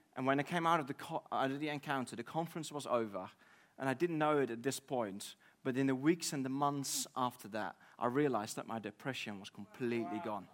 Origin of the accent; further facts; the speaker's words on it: Netherlands; moved away as an adult; now in United Kingdom; I'm from the Netherlands.